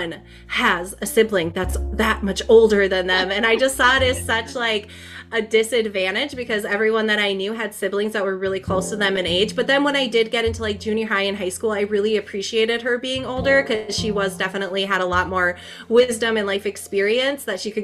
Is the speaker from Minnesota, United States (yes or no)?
yes; Minnesota, United States; born or raised there; also born or lived in Twin Cities, Minnesota